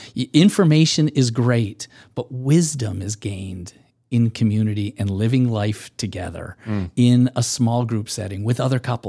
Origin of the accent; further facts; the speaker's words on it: Michigan, United States; I'm a Midwesterner by, by, uh, um, growing up in, in, in Michigan